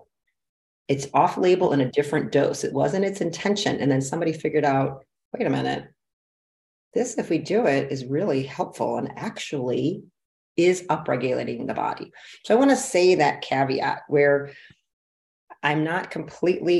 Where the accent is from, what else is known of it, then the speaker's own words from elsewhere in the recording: Detroit, Michigan, United States; I'm from Detroit, big manufacturing city